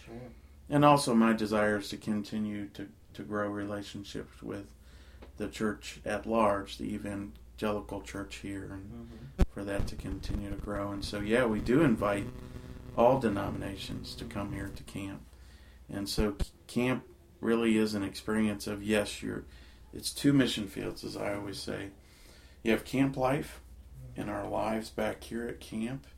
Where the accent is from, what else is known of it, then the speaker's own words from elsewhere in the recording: Virginia, United States; now in West Virginia, United States; I grew up in Virginia